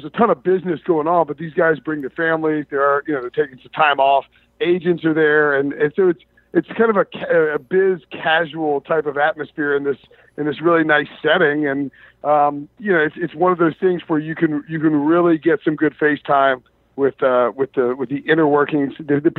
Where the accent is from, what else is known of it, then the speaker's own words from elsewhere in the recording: the South, United States; So I'm from the South